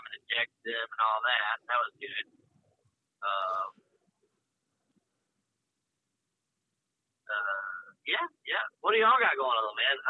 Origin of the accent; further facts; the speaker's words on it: United States; I'm from Winston County